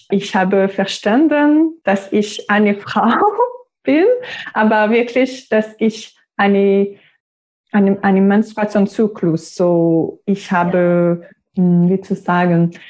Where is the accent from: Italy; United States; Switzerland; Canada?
Canada; Quebec; first language French; German is a second language; moved away as an adult; now in Germany; Ich bin 35 Jahre alt. Ich komme aus Kanada, der Provinz Quebec. Meine Muttersprache ist Französisch. Und ich wohne in Deutschland seit zwei Jahren jetzt.